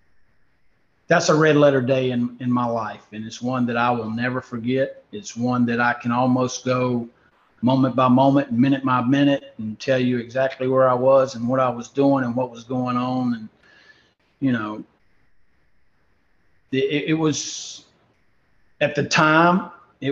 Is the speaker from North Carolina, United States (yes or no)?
yes; Winston-Salem, North Carolina, United States; Now I'm doing it in my hometown at Wake Forest in the ACC